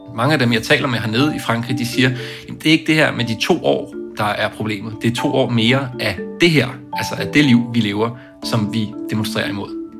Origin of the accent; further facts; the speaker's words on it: Denmark; moved away as an adult; also born or lived in Brussels, Belgium; now in Paris, France; jeg er dansker